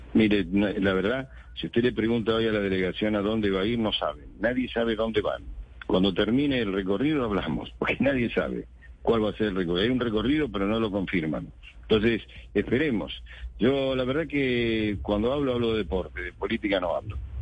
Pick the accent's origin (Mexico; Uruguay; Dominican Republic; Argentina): Argentina